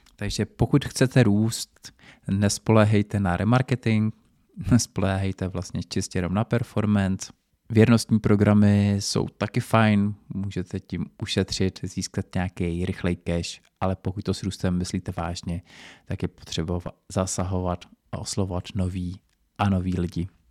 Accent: Czechia; tady u nás v Čechách

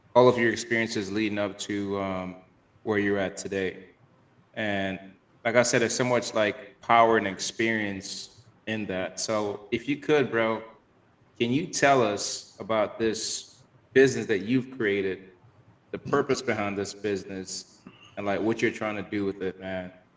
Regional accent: Miami, Florida, United States; I grew up here in Miami

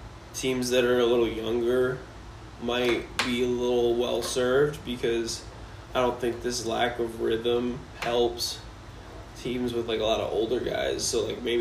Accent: Tampa, Florida, United States; about my Tampa experience.

